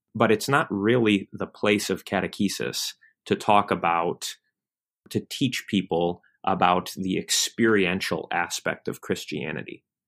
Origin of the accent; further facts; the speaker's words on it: Michigan, United States; now in Kentucky, United States; I grew up in Michigan